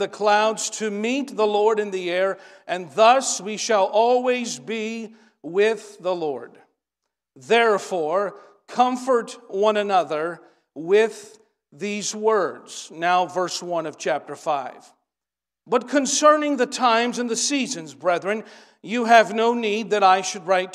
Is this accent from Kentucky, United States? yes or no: yes; Stanton, Kentucky, United States; We're from Stanton, Kentucky